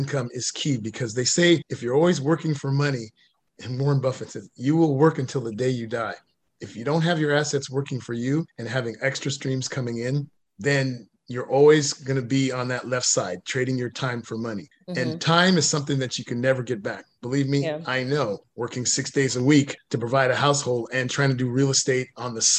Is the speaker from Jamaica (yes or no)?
yes; Jamaica; I'm Jamaican, I'm Caribbean